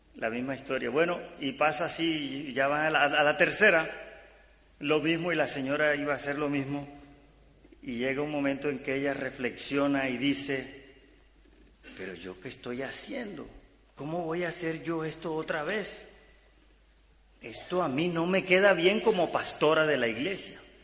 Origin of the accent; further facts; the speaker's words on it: Caribbean coast of Colombia, Caribbean Region, Colombia; yo soy de Colombia, del Caribe colombiano, eh, de la costa norte de Colombia